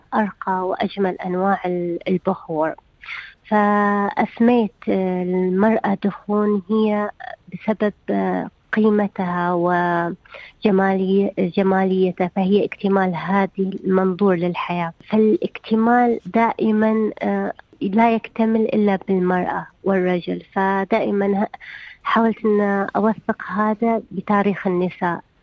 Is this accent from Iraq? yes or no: no; Saudi Arabia; عندنا في السعودية